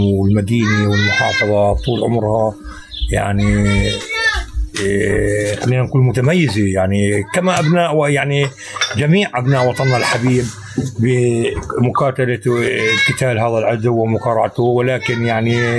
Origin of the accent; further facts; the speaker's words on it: Jenin, West Bank, Palestine; عندنا بجنين